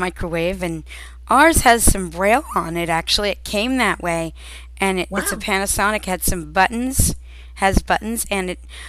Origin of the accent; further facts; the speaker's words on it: Pennsylvania, United States; So I was born the 12th of September. All right. So, yep. And I'm from Pennsylvania.